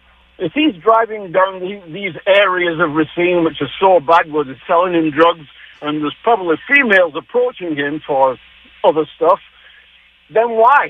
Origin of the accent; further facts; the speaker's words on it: Manchester, North West England, United Kingdom; I'm not from Transylvania. No, I'm from Manchester, England.